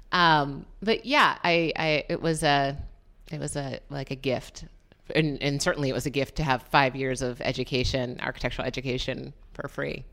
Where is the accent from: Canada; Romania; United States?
United States; New London, Connecticut; also born or lived in New York; I grew up in New London, Connecticut